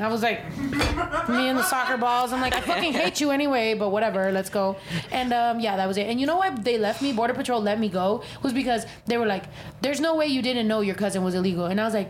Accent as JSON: {"language": "English", "country": "Mexico", "tie": "born or raised there", "said": "because I'm not bullshitting when I say I was raised in Mexico. Like, literally, as much as my mom can send me to Mexico, I was in Mexico."}